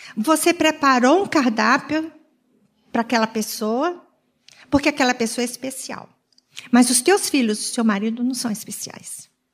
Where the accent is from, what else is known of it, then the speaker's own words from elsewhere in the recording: Sergipe, Brazil; now in Joinville, Brazil; como um bom nordestino, porque eu sou lá do Nordeste, tanto eu quanto o Maírto somos de Sergipe. Nós estamos há 43 anos em Joinville